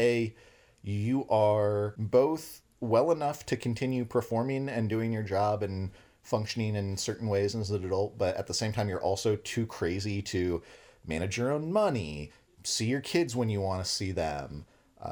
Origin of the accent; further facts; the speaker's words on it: United States; growing up in the United States